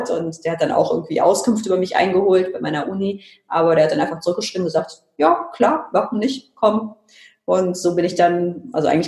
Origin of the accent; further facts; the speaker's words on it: Germany; mein Vater ist Engländer, aber ich bin eben in Deutschland aufgewachsen und sehe mich deswegen auch als Deutsche.